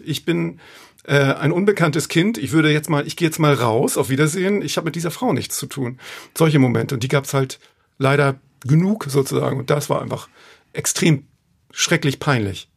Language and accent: German; Hamburg, Germany; Stelling, da komme ich her. Das ist eigentlich auch der schönste Stadtteil der Welt. Hamburg-Stelling, wo ich aufgewachsen bin